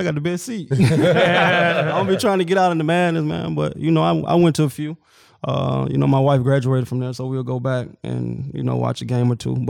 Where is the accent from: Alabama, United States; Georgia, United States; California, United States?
Alabama, United States; Tuscaloosa; Yeah, man, that's all you see when you're down there. I'm right in the heart of it.